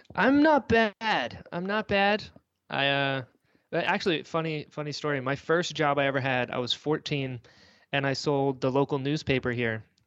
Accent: Florida, United States; also born or lived in North Carolina; we moved down to Florida when I was, like, six

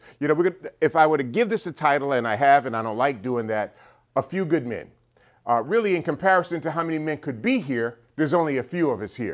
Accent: New York City, New York, United States; born and raised in New York City, grew up in a pretty dysfunctional family

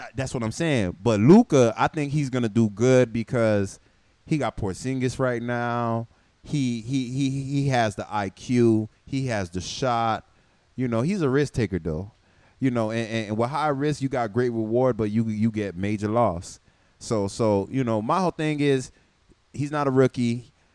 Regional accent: Miami, Florida, United States; I grew up in Miami my whole life

